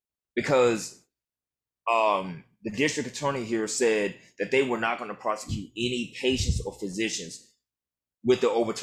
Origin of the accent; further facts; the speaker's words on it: the South, United States; now in Louisiana, United States; I grew up in the South